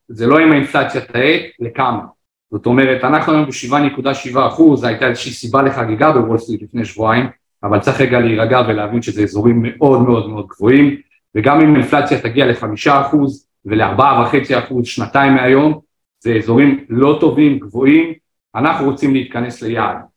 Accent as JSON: {"language": "Hebrew", "country": "Israel", "said": "ובואו נדבר עלינו כחבור, כישראלים"}